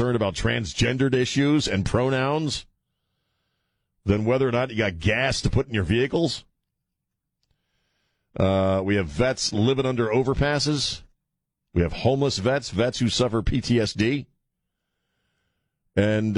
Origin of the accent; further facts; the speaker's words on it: United States; I grew up on Chesapeake Bay and on the ocean